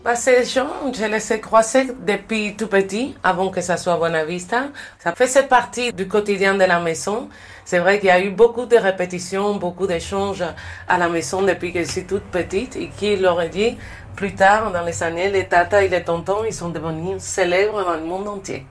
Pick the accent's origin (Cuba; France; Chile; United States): Cuba; Pinar del Río; moved away; Pinar del Rio, c'est là où je suis né, c'est la terre du cigare.